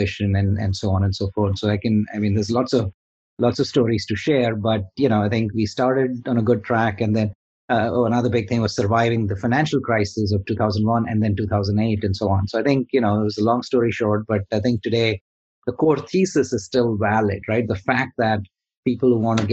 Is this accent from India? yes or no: yes; India; moved away; I'm originally from India. So coming from India